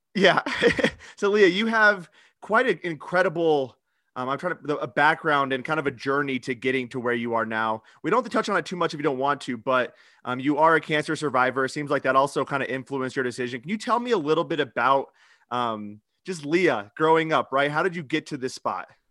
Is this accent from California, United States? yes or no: no; Iowa, United States; I'm from Iowa. I played high school sports